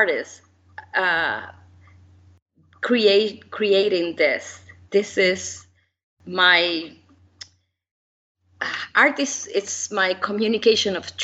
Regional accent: Uruguay; moved away; I was born in Uruguay

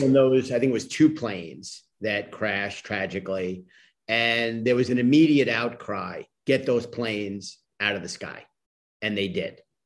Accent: New York City, New York, United States; I grew up in Queens. My family's from Brooklyn.

